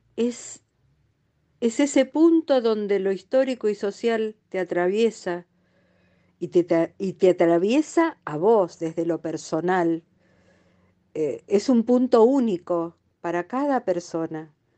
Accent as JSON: {"language": "Spanish", "town": "Lanús", "region": "Buenos Aires Province", "country": "Argentina", "tie": "born or raised there", "said": "Me crié en Lanús"}